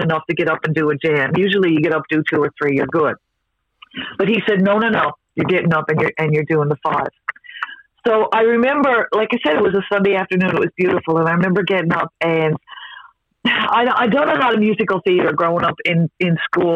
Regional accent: Mount Pearl, Newfoundland and Labrador, Canada; I'm the original Mount Pearl girl, so old school. So I loved growing up in Mount Pearl

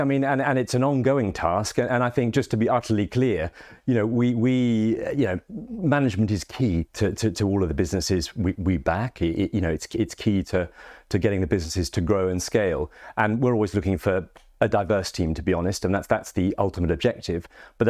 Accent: Cambridge, East of England, United Kingdom; moved away as an adult; now in North East England, United Kingdom; I'm someone from Cambridge originally who's been living in the northeast for 17, 18 years.

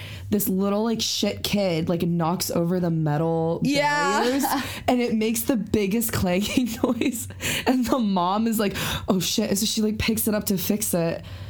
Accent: Kentucky, United States; born or raised there

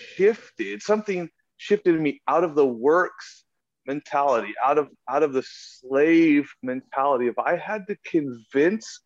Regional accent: United States; I grew up in America, like, there's churches everywhere

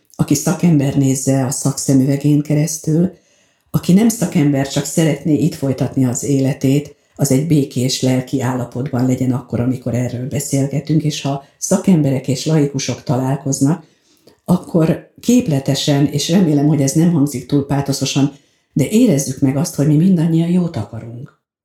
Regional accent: Veszprém, Veszprém County, Hungary; moved away as an adult; now in Balatonalmádi, Hungary; eljönnöm Veszprémből, a szülőházamból

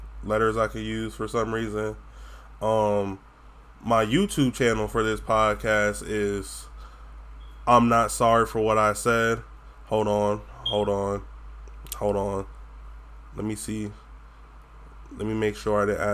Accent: Florida, United States; accent: Florida accent; I have a twang because I'm from Florida.

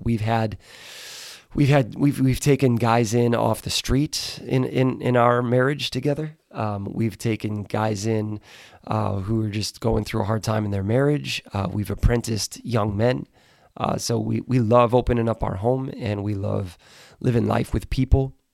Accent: right outside of Milwaukee, Wisconsin, United States; I grew up in Wisconsin, right outside of Milwaukee.

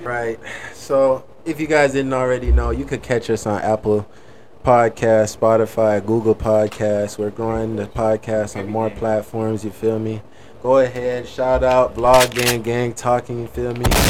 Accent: Jamaica; moved away; I come from Jamaica

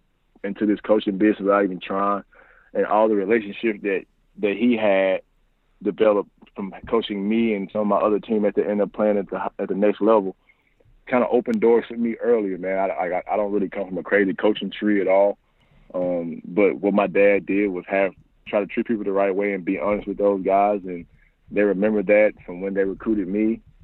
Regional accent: Memphis, Tennessee, United States; Man, to be honest, man, back in Memphis, man, if people ever recruited that area, lived in that area, been around basketball

